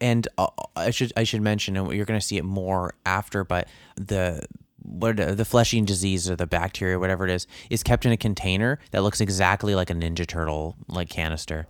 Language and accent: English; Canada; being a Canadian